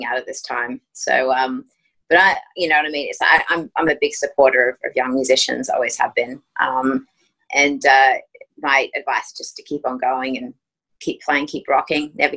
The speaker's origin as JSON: {"language": "English", "country": "Australia", "also_born_or_lived": "Greece", "accent": "Aussie", "moved": "yes", "lives_now": "United States", "said": "my Aussie accent"}